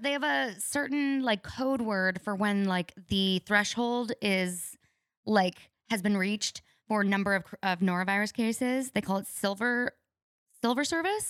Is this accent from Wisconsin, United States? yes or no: no; New Mexico, United States; moved away as an adult; also born or lived in Orange County; I come from New Mexico